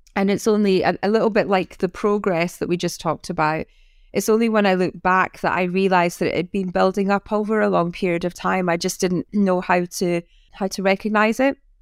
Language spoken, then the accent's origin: English; North East of Scotland, United Kingdom; now in Sussex, United Kingdom; I'm Scottish